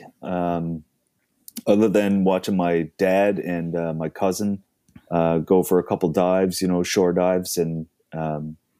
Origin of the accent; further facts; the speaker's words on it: Cape Breton, Nova Scotia, Canada; I grew up in Cape Breton.